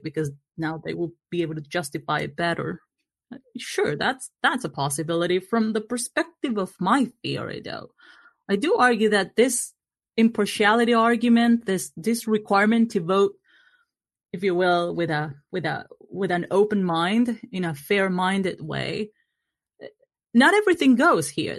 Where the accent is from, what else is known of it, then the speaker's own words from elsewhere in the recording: Argentina; moved away; I come from Argentina, voting is compulsory there